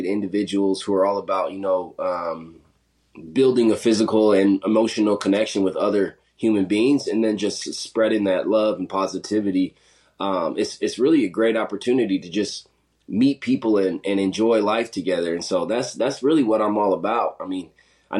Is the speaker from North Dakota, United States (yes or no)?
no; South Dakota, United States; also born or lived in Montana; So I grew up in South Dakota. went to high school out there.